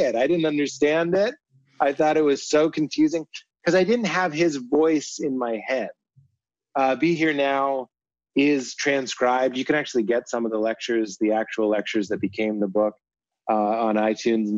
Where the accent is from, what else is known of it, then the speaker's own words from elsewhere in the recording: Boston, Massachusetts, United States; We're both from Boston.